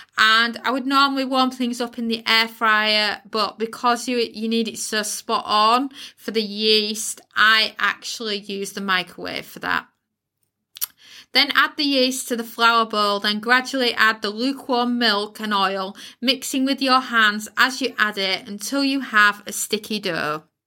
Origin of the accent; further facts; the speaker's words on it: United Kingdom; accent: UK; if you live in the uk you can tell by my accent accent where i live